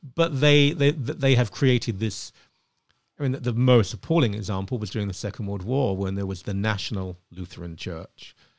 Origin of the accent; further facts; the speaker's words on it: Ilford, London, United Kingdom; moved away as an adult; now in Canada; where I grew up, and I grew up in a, in an upper working class place, it was absolutely fine. It was safe, uh, in Ilford.